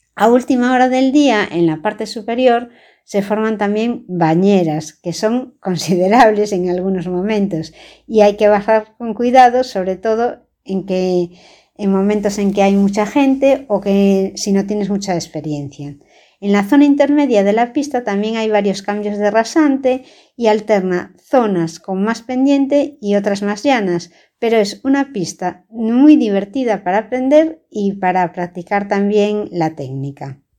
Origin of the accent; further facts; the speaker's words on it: A Coruña, Galicia, Spain; yo soy de La Coruña